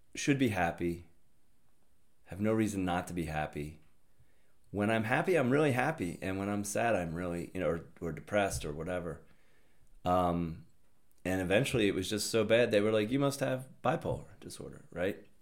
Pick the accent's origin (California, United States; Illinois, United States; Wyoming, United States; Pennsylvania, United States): Pennsylvania, United States; Upper Darby; I'm from Upper Darby, Pennsylvania, Delco